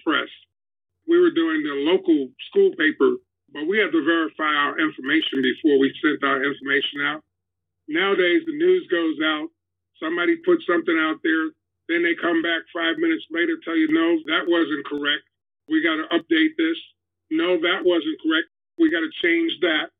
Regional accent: New York, United States; I'm from New York, yes. From Harlem

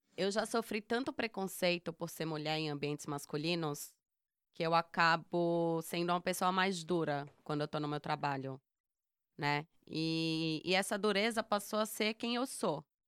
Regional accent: Northeast Region, Brazil; a gente, como nordestina

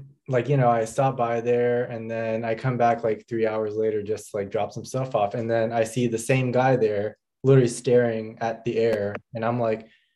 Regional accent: Indiana, United States; also born or lived in New York; now in Dallas, United States; I grew up in Indiana

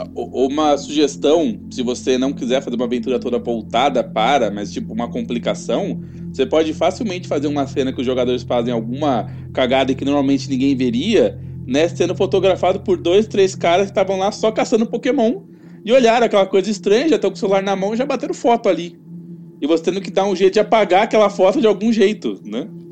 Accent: São Paulo, Brazil; eu sou de São Paulo

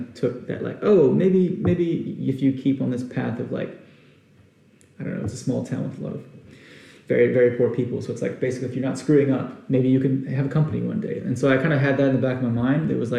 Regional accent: Arkansas, United States; moved away as an adult; also born or lived in Houston, Texas / Austin, Texas; I wanted to get out of Austin, Texas, because it's really not that far from where I was born in Houston and where I grew up in Arkansas.

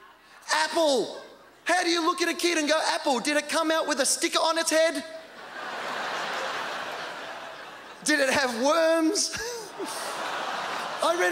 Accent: Australia; in Australia, I grew up on a dairy farm in a town that had 60 people.

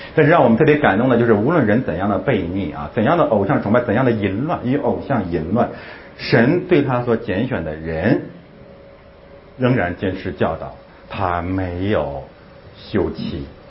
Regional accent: China; 咱们是中国人，咱们中国人生存的基本状态

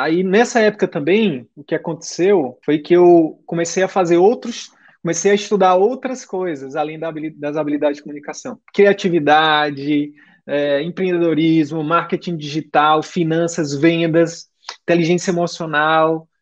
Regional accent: Piauí, Brazil; now in Manaus, Brazil; eu sou do Piauí

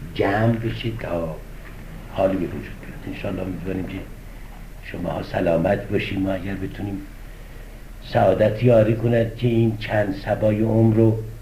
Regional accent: Isfahan, Iran; now in Tehran, Iran; اصفهان تو شهر خودمون

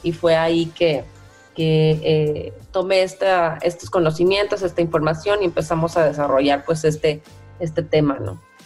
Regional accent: Veracruz, Mexico; moved away as an adult; now in Monterrey, Mexico; soy de Veracruz, del estado de Veracruz, originaria, pero ya muchos años viviendo

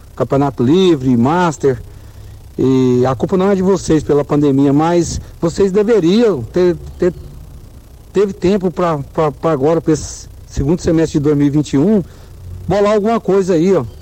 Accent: Rio Verde, Goiás, Brazil; Eu sou de Rio Verde, nasci e fui criado aqui

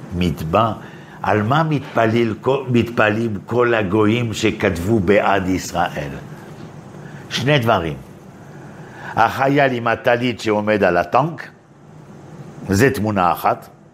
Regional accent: Paris, Île-de-France, France; moved away as an adult; now in Israel; אני בא מפריז, ככה גדלתי

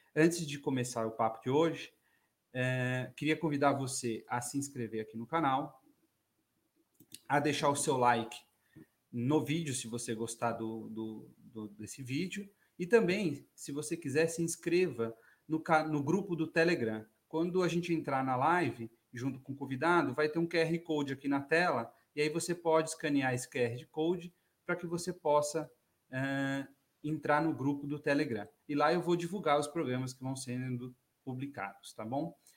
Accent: São Paulo, Brazil; a gente é da Zona Norte, né? Eu sou lá da Zona Norte também

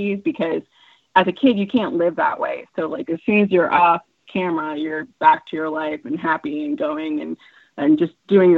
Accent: Los Angeles, California, United States; "L.A." And they're like, "No, but originally," I'm like, "Yeah, no, we're born here."

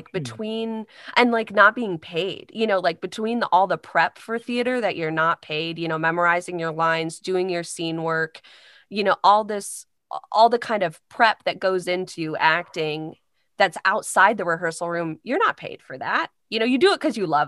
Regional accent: Carmel, Indiana, United States; moved away as an adult; now in Chicago, United States; I'm from Carmel, Indiana

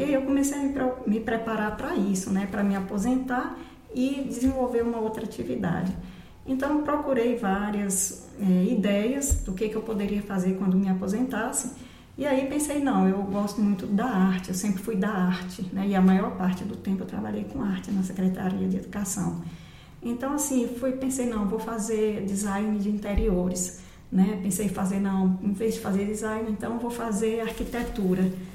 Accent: Barreiras, Bahia, Brazil; moved away as an adult; also born or lived in Brasília; E nasci em Barreiras, morei lá até os 21 anos. Quando eu concluí a faculdade, me mudei para Brasília.

